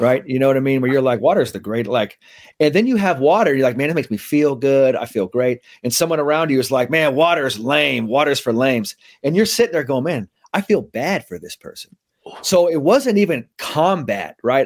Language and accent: English; San Francisco, California, United States; I grew up in, uh, San Francisco, so that's where I'm kinda, that's where I'm raised, went to, you know, grammar school, middle school, high school in San Francisco